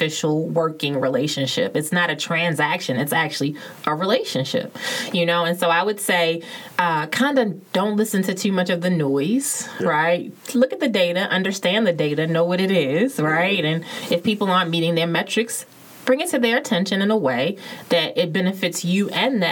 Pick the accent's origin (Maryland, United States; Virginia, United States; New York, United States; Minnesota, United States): Maryland, United States; Baltimore; I'm a girl born and raised in Baltimore